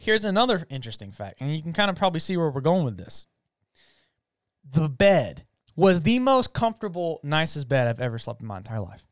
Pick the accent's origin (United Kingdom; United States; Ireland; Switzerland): United States; I'm an American, I'm a gringo